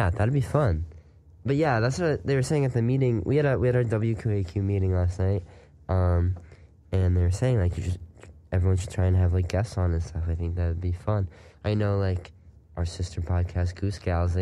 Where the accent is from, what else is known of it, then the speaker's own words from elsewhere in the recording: Scotch Plains, New Jersey, United States; my hometown